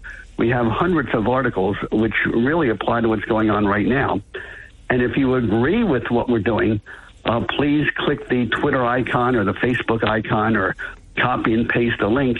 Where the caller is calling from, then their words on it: Florida, United States; I'm calling from Florida, where either you may say that's the hope of the country, or you may say we feel like we're on the back of the Titanic as it's going down.